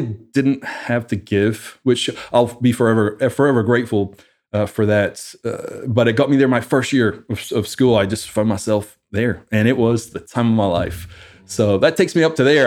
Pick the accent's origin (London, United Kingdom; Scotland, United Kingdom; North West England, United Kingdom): Scotland, United Kingdom; Livingston Village; moved away as an adult; also born or lived in Edinburgh, Scotland; now in United States; I originally, uh, grew up in Scotland. My whole family is back in Scotland. Uh, grew up in a small town called Livingston Village and about ten years old, moved to, uh, Edinburgh